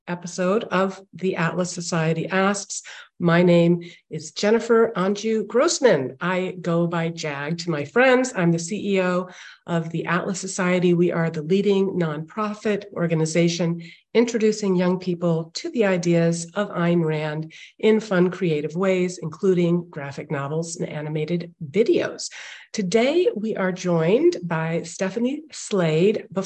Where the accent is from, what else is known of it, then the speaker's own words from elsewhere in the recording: India; born there; Plus, I was born in India